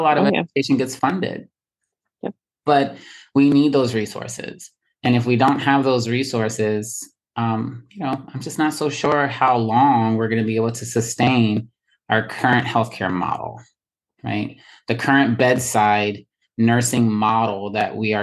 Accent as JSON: {"language": "English", "town": "Baltimore", "region": "Maryland", "country": "United States", "moved": "as an adult", "lives_now": "New York City, United States", "said": "I'm from Baltimore, so I have a little bit of bias, usually, right? From Baltimore for 16 years, most of my nursing career is in Baltimore"}